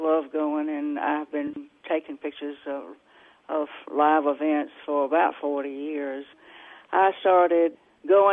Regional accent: Tutwiler, Mississippi, United States; I grew up in Tutwiler, which is actually the birthplace of the blues.

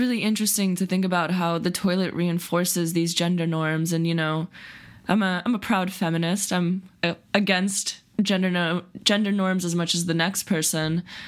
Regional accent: Silicon Valley, California, United States; the Silicon Valley progressive bubble that I grew up

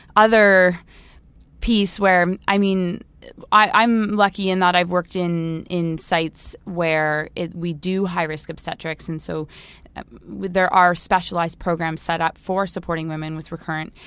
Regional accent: Toronto, Ontario, Canada; moved away as an adult; also born or lived in Halifax, Nova Scotia; I'm from Toronto. That's where I grew up

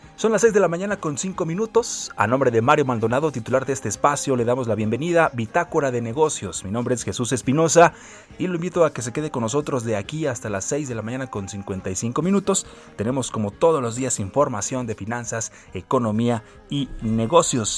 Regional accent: Mexico

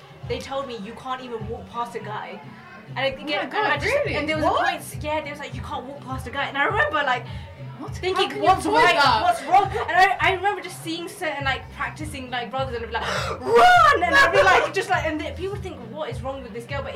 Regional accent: London, United Kingdom; I'm from East London.

